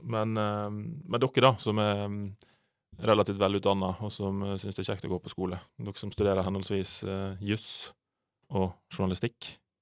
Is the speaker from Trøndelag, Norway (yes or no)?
no; Sunnmøre, Møre og Romsdal, Norway; Aldri skammer meg for å være sunnmøring.